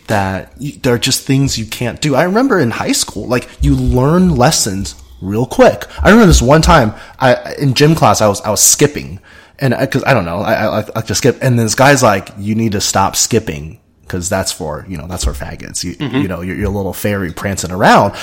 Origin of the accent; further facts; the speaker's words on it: South Carolina, United States; growing up in South Carolina